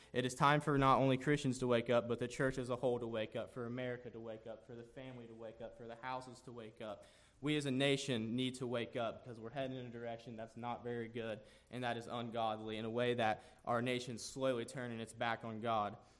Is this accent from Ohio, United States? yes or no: yes; Jackson, Ohio, United States; I am from Jackson, Ohio